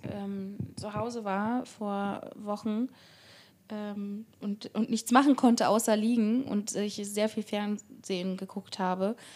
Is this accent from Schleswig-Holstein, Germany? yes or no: yes; Barmstedt, Schleswig-Holstein, Germany; now in Hamburg, Germany; in meiner Heimatstadt Barmstedt